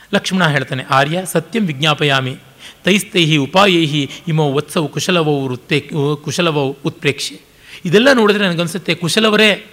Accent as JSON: {"language": "Kannada", "town": "Kolar", "region": "Karnataka", "country": "India", "said": "ನಾನು ಕೋಲಾರದ ಕಡೆಯವನು ಪಕ್ಕ ಒಣ ಒಣ ಸೀಮೆಯವನು"}